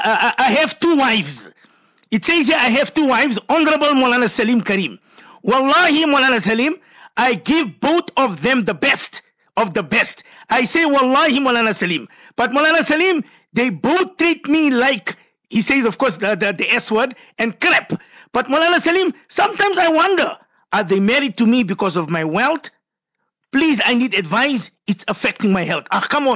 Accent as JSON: {"language": "English", "town": "Ladysmith", "region": "KwaZulu-Natal", "country": "South Africa", "said": "You from Ladysmith, I'm from Ladysmith."}